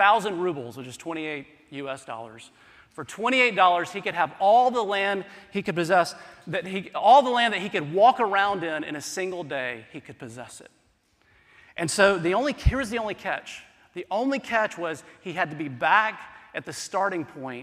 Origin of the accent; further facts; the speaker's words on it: South Carolina, United States; I'm from South Carolina